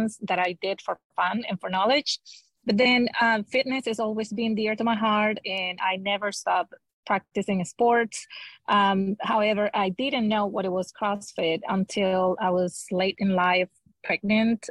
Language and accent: English; Venezuela; moved away as an adult; now in Houston, United States; I was born and raised in Venezuela, South America